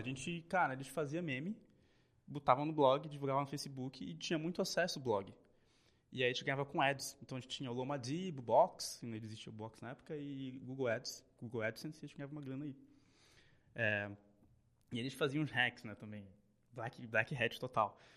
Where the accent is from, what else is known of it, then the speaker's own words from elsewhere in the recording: Belém, Pará, Brazil; moved away as an adult; now in São Paulo, Brazil; Nasci em Belém